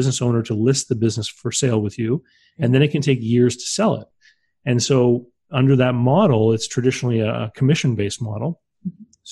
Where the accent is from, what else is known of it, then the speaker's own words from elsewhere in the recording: New Brunswick, Canada; I was the only person in my province. I live here on the East Coast of Canada. I was the first person in New Brunswick